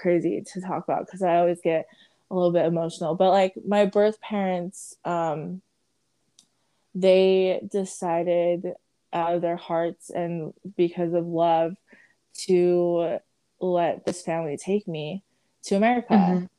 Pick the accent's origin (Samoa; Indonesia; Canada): Samoa; born there; But yes, I was born in Samoa, Western Samoa, and I was the 12th child.